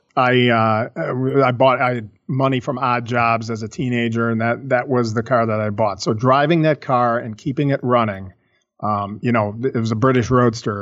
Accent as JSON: {"language": "English", "town": "Chicago", "region": "Illinois", "country": "United States", "tie": "born or raised there", "said": "I was born and raised in Chicago"}